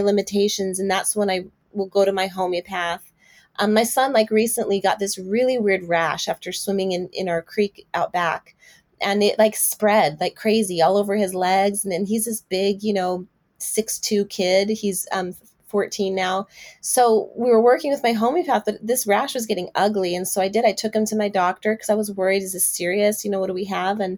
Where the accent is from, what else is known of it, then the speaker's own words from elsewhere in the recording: Brazil; now in Texas, United States; I'm also from Brazil.